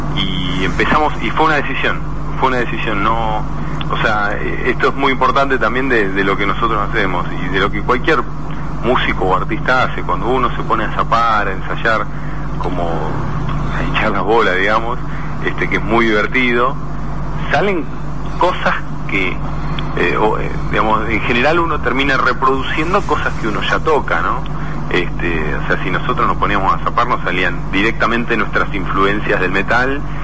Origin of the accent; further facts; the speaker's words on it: Argentina; nosotros nacimos acá